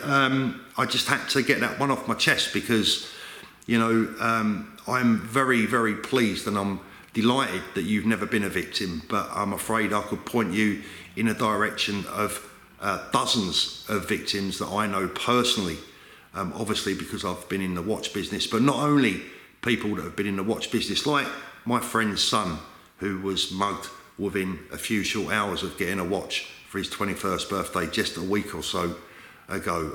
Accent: London, United Kingdom; moved away as an adult; I'm a born and bred Londoner. London is London is my hometown.

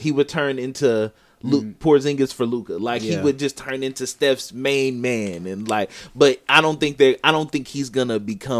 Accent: Wisconsin, United States; that's my home state.

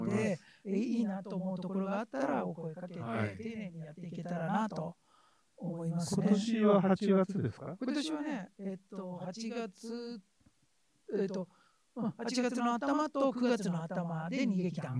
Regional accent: Miyazaki, Japan; 宮崎弁ですね。宮崎弁そうそうそう、宮崎。宮崎のご出身宮崎の出身です。

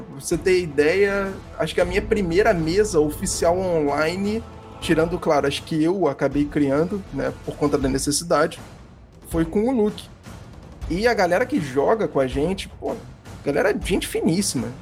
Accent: Rio de Janeiro, Brazil; eu sou do Rio de Janeiro

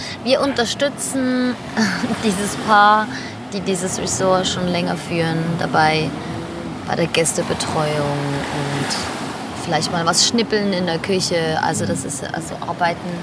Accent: Switzerland; moved away as an adult; also born or lived in Naples; ich bin ursprünglich Schweizerin, ich komme aus der Schweiz, also wenn ich mich manchmal hier ein bisschen verhasple mit der deutschen Sprache

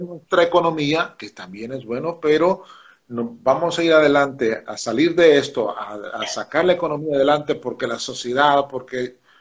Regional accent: El Salvador; Nosotros los salvadoreños decimos que somos un pueblo de fe

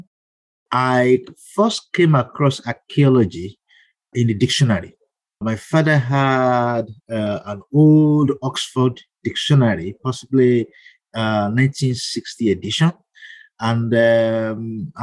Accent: Ibadan, Oyo, Nigeria; moved away as an adult; also born or lived in Ile-Ife, Nigeria; now in United States; I grew up in Ibadan

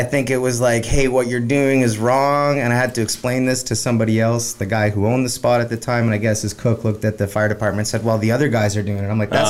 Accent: Toronto, Ontario, Canada; moved away as an adult; also born or lived in Winnipeg, Manitoba; now in Vancouver, Canada; So now I'm out here, and I love it out here. I love the West Coast. It's, even though I was born in Winnipeg, raised in Toronto, I've always felt like I belonged out here.

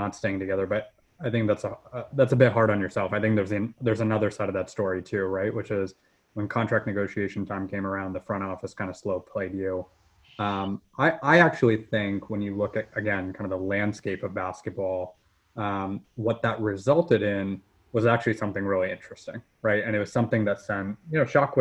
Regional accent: Atlanta, Georgia, United States; I grew up in Atlanta. I'm based here

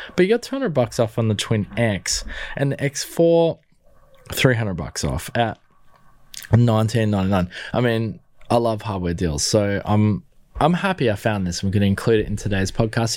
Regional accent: Australia; being an Aussie

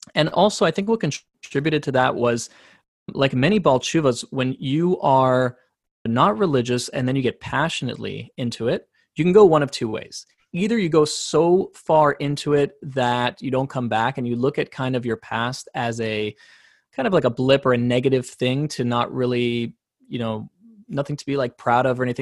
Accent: San Diego, California, United States; also born or lived in South Africa; I grew up in Southern California

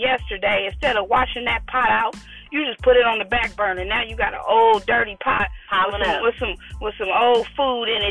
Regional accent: Oakland, California, United States; Me and Dana, we both grew up in a high poverty area of Oakland. It's in North Oakland

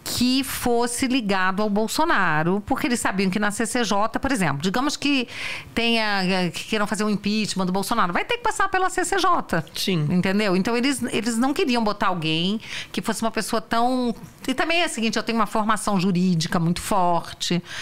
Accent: Federal District, Brazil; Eu sou do DF.

